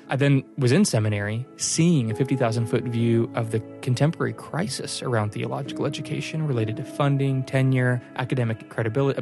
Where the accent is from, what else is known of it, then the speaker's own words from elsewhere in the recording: Littleton, Colorado, United States; now in Flower Mound, United States; I grew up in Littleton, Colorado to a wonderful family